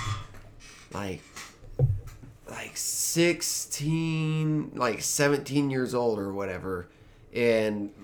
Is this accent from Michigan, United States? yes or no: no; Choctaw, Oklahoma, United States; also born or lived in Harrah, Oklahoma; I'm from Choctaw